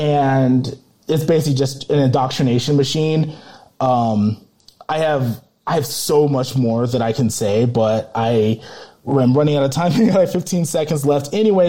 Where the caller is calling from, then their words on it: Colorado, United States; from Colorado calling